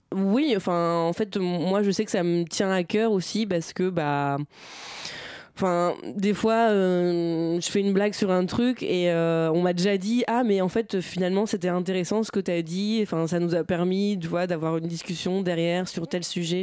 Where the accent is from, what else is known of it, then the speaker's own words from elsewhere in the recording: Bernay, Normandy, France; also born or lived in Tours; now in Paris, France; J'ai grandi dans l'heure dans une ville qui s'appelle Bernay